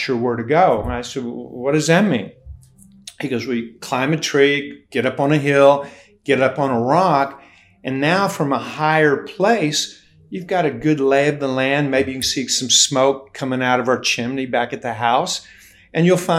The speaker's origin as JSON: {"language": "English", "town": "Hazard", "region": "Kentucky", "country": "United States", "tie": "born or raised there", "also_born_or_lived": "Ashland, Kentucky", "said": "I was born and raised in Appalachia in Ashland, Kentucky. I was born, but shortly after that, my parents had no money, and we moved on up into the hills. And so I was raised in McRoberts Holler, a suburb of Hazard, Kentucky"}